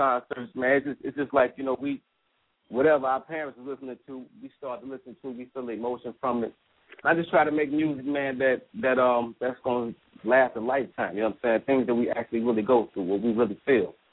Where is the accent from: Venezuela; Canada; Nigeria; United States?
United States; Chicago, Illinois; growing up in Chicago